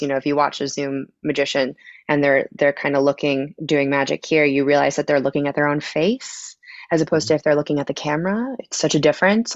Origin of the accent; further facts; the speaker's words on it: Connecticut, United States; moved away as an adult; also born or lived in Boston / Las Vegas / Los Angeles; now in Chicago, United States; I grew up in Connecticut